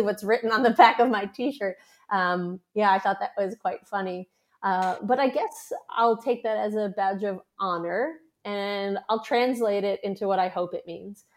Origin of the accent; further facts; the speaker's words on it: New York, United States; now in Australia; I'm a New Yorker